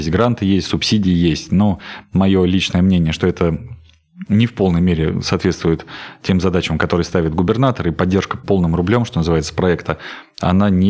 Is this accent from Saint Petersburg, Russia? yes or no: no; Voronezh, Voronezh Oblast, Russia; Я Воронежскую область люблю, я коренной воронежец, я готов и хочу э, работать здесь